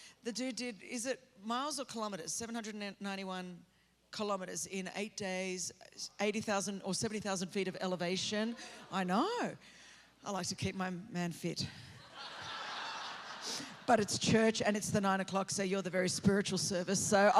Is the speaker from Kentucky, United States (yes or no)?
no; California, United States; I'm from California, and we've got about two people left because the rest of you have obviously come to Utah.